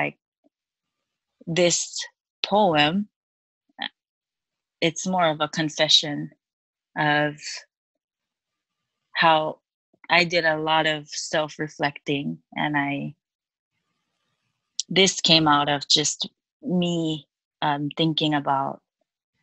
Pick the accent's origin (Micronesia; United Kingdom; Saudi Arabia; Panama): Micronesia; Chuuk; moved away as an adult; also born or lived in Guam; now in United States; I was born and raised in Chuuk, and I went to Guam in 2012.